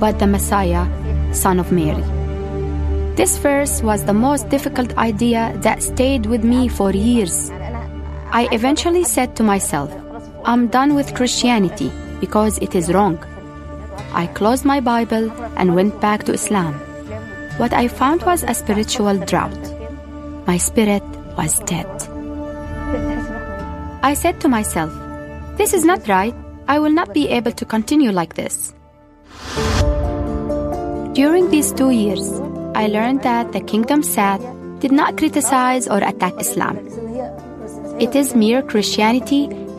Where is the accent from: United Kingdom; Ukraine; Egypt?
Egypt; I'm a pharmacist from Egypt. I grew up Muslim in a Muslim